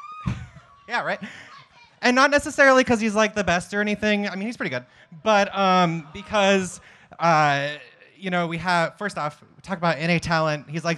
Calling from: Oregon, United States; Joining you from Southern Oregon.

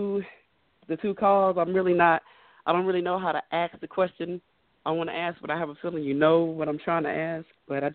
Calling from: Houston, Texas, United States; I'm calling in from Houston.

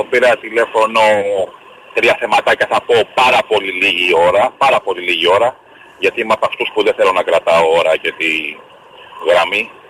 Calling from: Nea Perama, Greece; είμαι από Νέα Πέραμα, έτσι.

